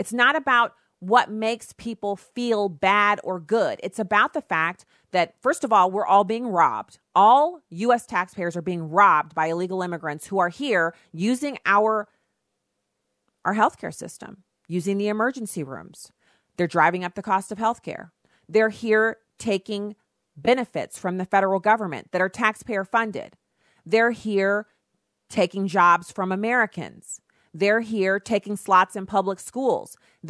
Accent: Germany; That's like almost a Fußgänger zone, which is what I'm used to calling it because I grew up in Germany

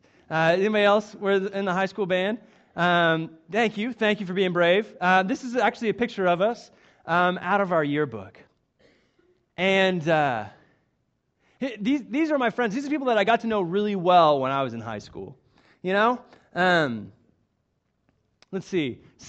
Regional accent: Coweta, Oklahoma, United States; As some of you might know, I am from Oklahoma. I actually grew up in Coweta, it's just southeast of Tulsa, and it's actually where I met my wife, Melissa, and it was a really great place to grow up.

